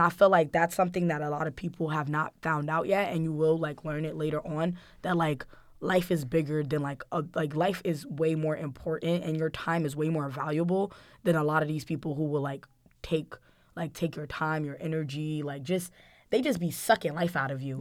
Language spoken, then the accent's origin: English; Guinea; moved away; my home country, Guinea